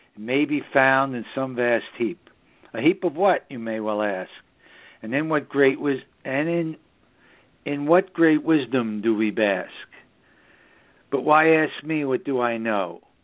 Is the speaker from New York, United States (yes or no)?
yes; New York City, New York, United States; also born or lived in southern Hudson Valley, New York; the northern suburbs of New York City, which is my hometown